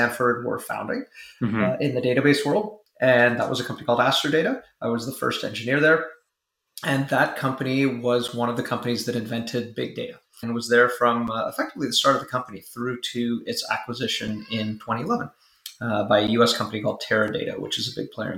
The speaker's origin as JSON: {"language": "English", "town": "Vancouver", "region": "British Columbia", "country": "Canada", "tie": "born or raised there", "also_born_or_lived": "Silicon Valley", "moved": "as an adult", "said": "I was born and raised in Vancouver. So grew up here."}